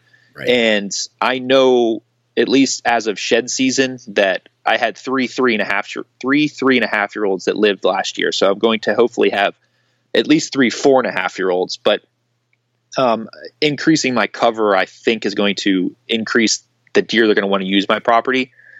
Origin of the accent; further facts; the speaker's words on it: Pennsylvania, United States; hunting this hilly terrain from where I grew up in Pennsylvania that was postage stamp flat.